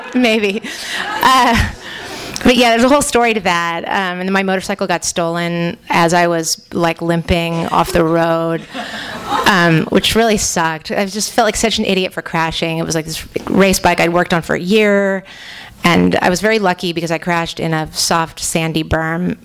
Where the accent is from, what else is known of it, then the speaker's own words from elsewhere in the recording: San Francisco, California, United States; I grew up in San Francisco